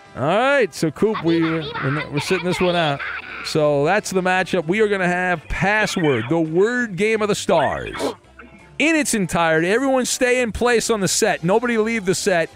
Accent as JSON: {"language": "English", "area": "Orange County", "region": "California", "country": "United States", "said": "I'm from the Orange County area of uh, south of Los Angeles"}